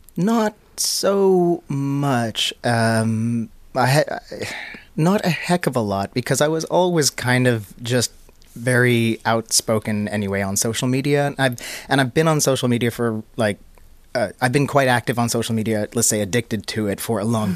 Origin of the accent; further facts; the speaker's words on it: Canada; moved away as an adult; now in Finland; I grew up in Canada.